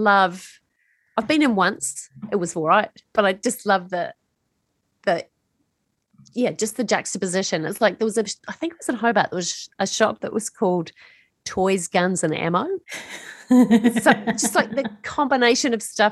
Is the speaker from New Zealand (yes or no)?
yes; New Zealand; moved away; I grew up in New Zealand